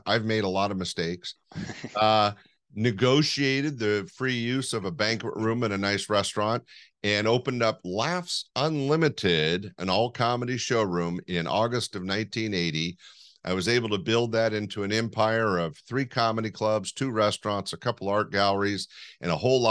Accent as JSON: {"language": "English", "town": "Sacramento", "region": "California", "country": "United States", "tie": "born or raised there", "also_born_or_lived": "Los Angeles / East Bay", "said": "I'm a Northern California kid. Right now I'm in Sacramento, pretty much been my home base. I did spend some time in LA and some time in the East Bay area, but I'm a Sacramento kid"}